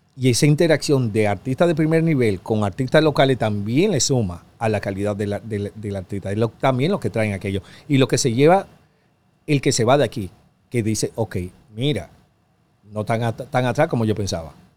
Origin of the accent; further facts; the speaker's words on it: Dominican Republic; soy yo de República Dominicana